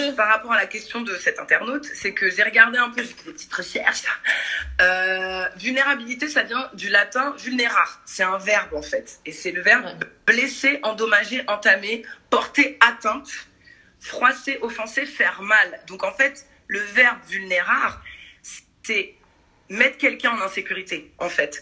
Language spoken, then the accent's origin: French; Paris suburbs, Île-de-France, France; moved away as an adult; also born or lived in Brazil; now in Marseille, France; je suis parisienne banlieusarde